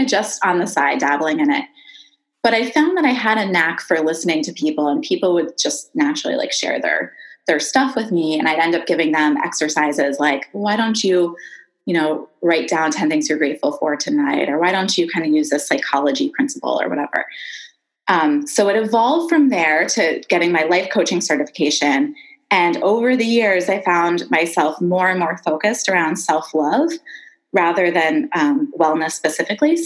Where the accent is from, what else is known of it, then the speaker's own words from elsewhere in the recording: Philadelphia, Pennsylvania, United States; moved away as an adult; also born or lived in Boston / Hawaii; now in Oregon, United States; I'm from Philadelphia originally.